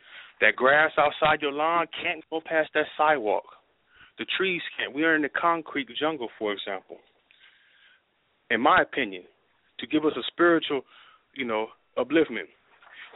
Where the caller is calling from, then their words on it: Pomona, California, United States; I'm calling from Pomona, California